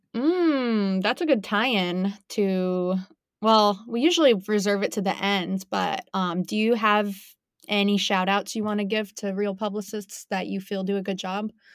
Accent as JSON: {"language": "English", "town": "Sarasota", "region": "Florida", "country": "United States", "tie": "born or raised there", "also_born_or_lived": "Tampa", "lives_now": "Gainesville, United States", "said": "born and raised in Sarasota, went to U S F in Tampa, and now my husband got a job up here in Gainesville"}